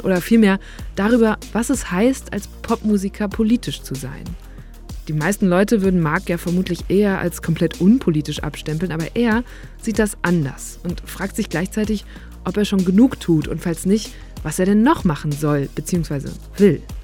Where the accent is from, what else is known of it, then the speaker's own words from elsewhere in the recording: Münsterland, North Rhine-Westphalia, Germany; ich bin auch auf dem Land aufgewachsen